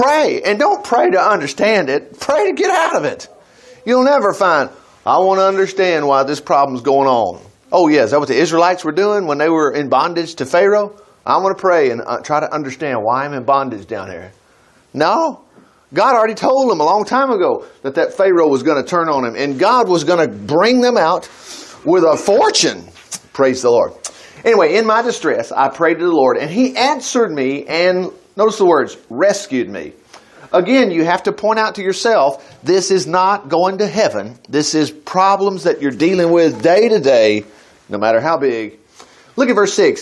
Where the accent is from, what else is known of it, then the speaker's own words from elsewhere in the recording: United States; as an American citizen